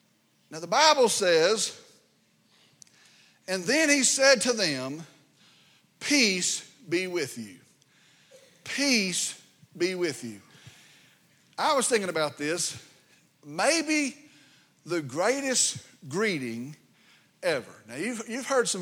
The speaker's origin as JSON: {"language": "English", "town": "Vernon", "region": "Texas", "country": "United States", "tie": "born or raised there", "said": "I grew up in Route 2, Vernon, Texas"}